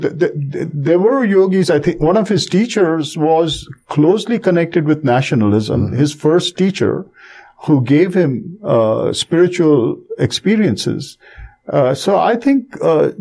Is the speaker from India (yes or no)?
yes; India; moved away; growing up in India and learning this language, being familiar to some extent with the traditions